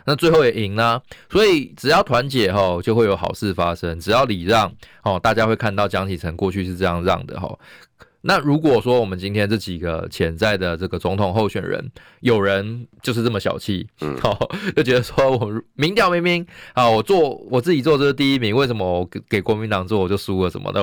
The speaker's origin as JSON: {"language": "Chinese", "country": "Taiwan", "said": "我们台湾人"}